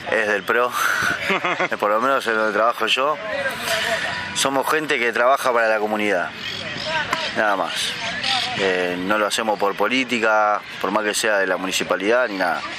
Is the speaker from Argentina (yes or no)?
yes; Buenos Aires, Argentina; vivo en Caballito, nací, me crié en Caballito.